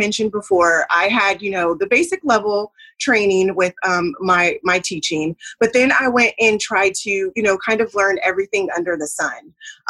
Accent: California, United States; now in the South, United States; I am living in the South, but I am originally from California. So, you know, just having that sort of upbringing

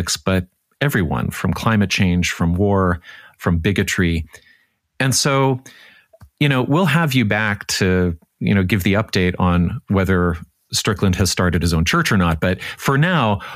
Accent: Canada; being Canadian

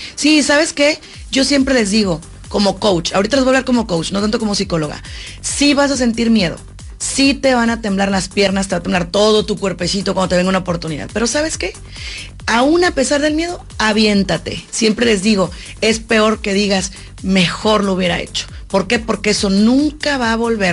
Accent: Mexico; como mexicana

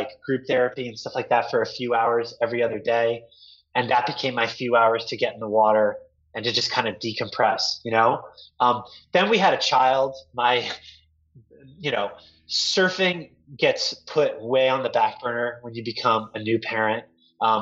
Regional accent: Delaware, United States; moved away as an adult; now in San Francisco, United States; I grew up in Delaware

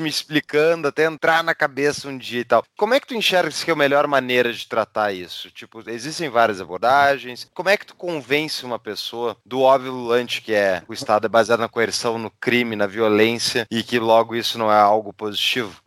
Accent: Porto Alegre, Rio Grande do Sul, Brazil; eu sou de Porto Alegre

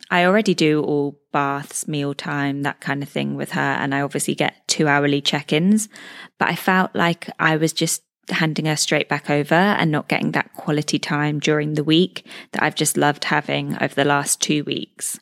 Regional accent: United Kingdom; moved away as an adult; now in Dubai, United Arab Emirates; I'm a British expat living in Dubai, U

